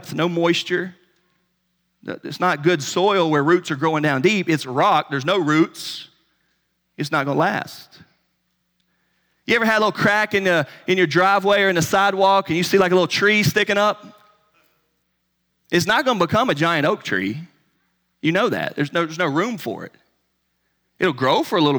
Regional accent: North Carolina, United States; I'm from North Carolina, you know, in the Bible Belt

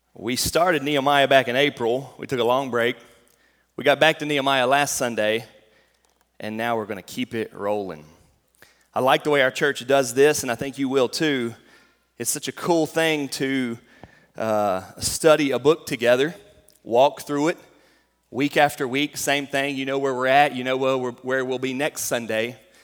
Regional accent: North Carolina, United States; moved away as an adult; now in Fairdale, Kentucky, United States; I came from North Carolina

